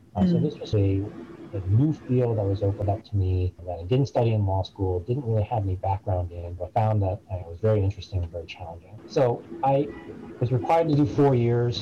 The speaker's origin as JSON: {"language": "English", "area": "suburb of Boston", "region": "Massachusetts", "country": "United States", "tie": "born or raised there", "also_born_or_lived": "Bridgeport, Connecticut", "said": "I was born um, in Bridgeport, and we lived there until I was five years old. I grew up in a very middle class suburb of uh, Boston, Massachusetts."}